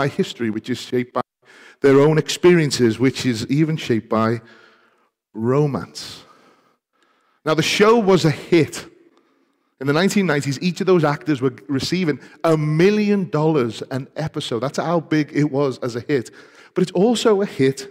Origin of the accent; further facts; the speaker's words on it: Liverpool, North West England, United Kingdom; part of the People's Republic of Liverpool because we are Scouse before we are English